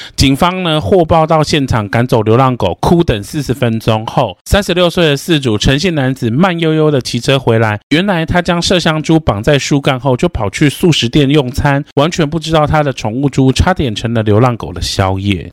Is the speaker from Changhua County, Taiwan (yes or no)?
yes; Changhua County, Taiwan; 我们彰化那边是有，就是八卦山脉